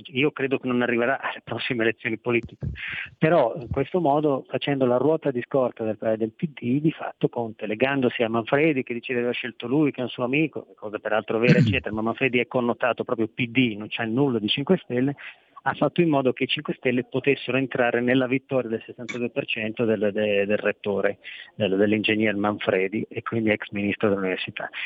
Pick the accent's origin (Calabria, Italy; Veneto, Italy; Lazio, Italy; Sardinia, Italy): Veneto, Italy; Io vengo dal Veneto